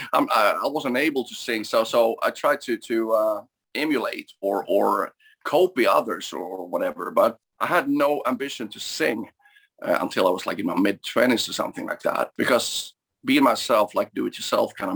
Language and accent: English; Sweden; growing up in Sweden, we were kind of limited in that sense.